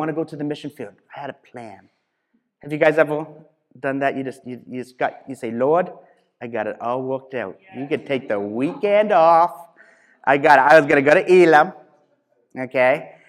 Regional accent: Ontario, Canada; I grew up in Canada, just outside of Hamilton, Ontario.

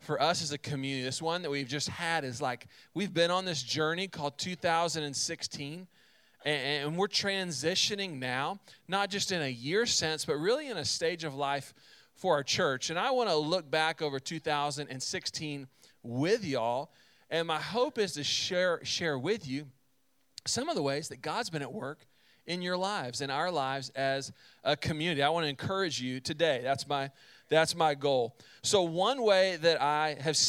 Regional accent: central Texas, United States; My family, we are from Texas, but my dad's side of the family lived in North Carolina. And both my parents are teachers, so what that meant is in the summer, they had time off, and we would pack up in the car, and we would drive from central Texas

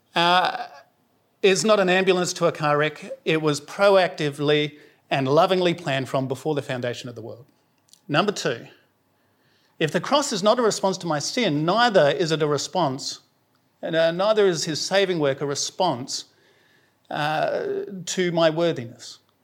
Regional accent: South Australia, Australia; moved away; I'm from South Australia, so I say holy

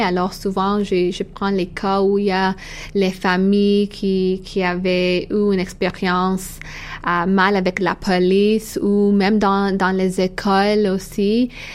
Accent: Canada; French is a second language; also born or lived in Eritrea; now in Toronto, Canada; je suis canadienne, mais ma famille vient de l'Érythrée

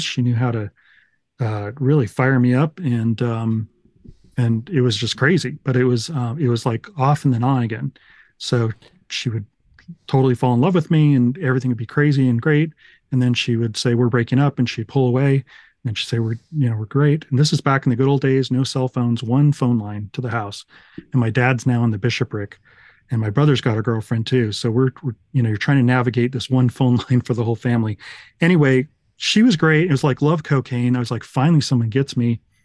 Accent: United States; I'm this American guy.

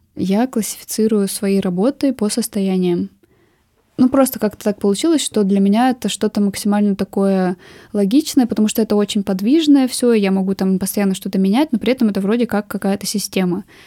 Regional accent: Urals, Russia; also born or lived in Nizhny Tagil; Я, в принципе, всю жизнь живу на Урале, и на Урале я стала художницей

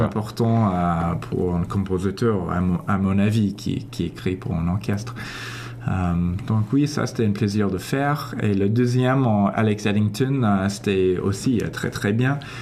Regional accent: Toronto, Ontario, Canada; first language English; French is a second language; also born or lived in Paris, France; je viens d'ici, de Toronto

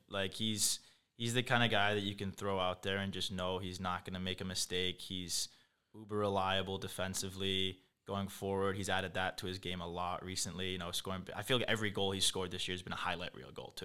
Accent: England, United Kingdom; moved away; I'm from England

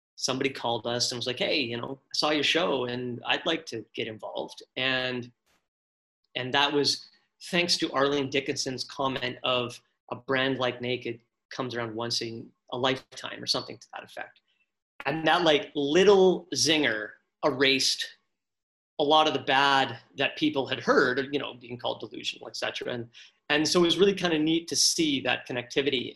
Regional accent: Abbotsford, British Columbia, Canada; I'm from Abbotsford, small town Abbotsford

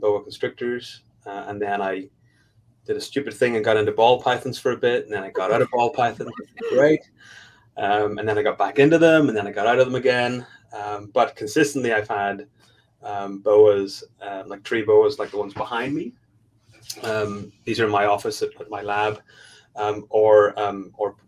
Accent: Belfast, Northern Ireland, United Kingdom; moved away as an adult; also born or lived in Raleigh, North Carolina; now in Tulsa, United States; I'm from Belfast, Northern Ireland. I'm not from the US.

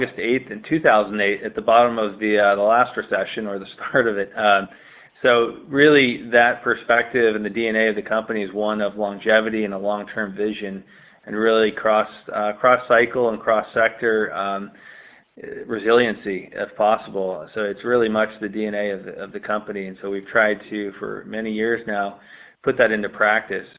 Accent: Seattle, Washington, United States; Both Gabe and I are actually born and raised in Seattle.

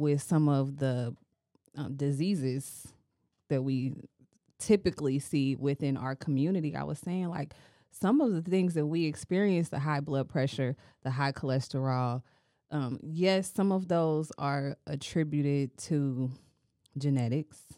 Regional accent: United States; we are American and because we live in the community

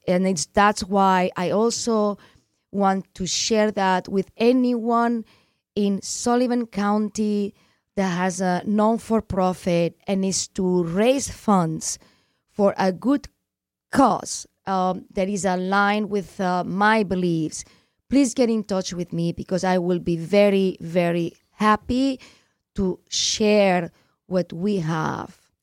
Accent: Barcelona, Catalonia, Spain; English is a second language; now in United States; I'm from Barcelona, which is Catalonia

